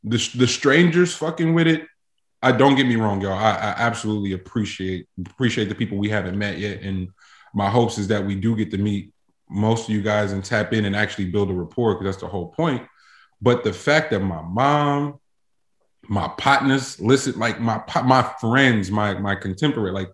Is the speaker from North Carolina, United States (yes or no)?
yes; North Carolina, United States; I'm from North Carolina